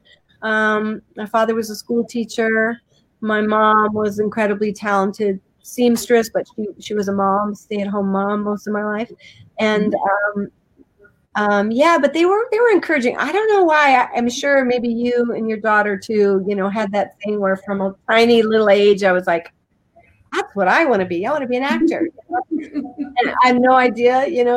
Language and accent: English; Fruita, Colorado, United States; moved away as an adult; also born or lived in Utah; I grew up in a little town in Colorado called Fruta, Colorado